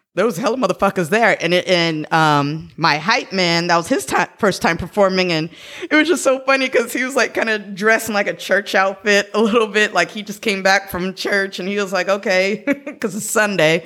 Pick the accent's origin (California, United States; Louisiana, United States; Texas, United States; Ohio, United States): California, United States; San Jose; I'm actually born and raised in San Jose.